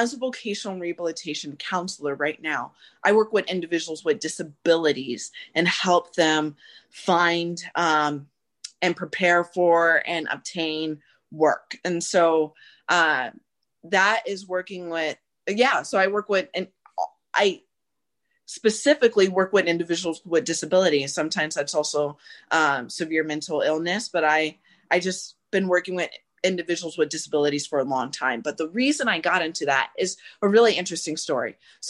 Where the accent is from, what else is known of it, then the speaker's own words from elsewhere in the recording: Phoenix, Arizona, United States; And I grew up in South Phoenix and a bit of the, as some people would say, the ghetto initially, then I moved away from that.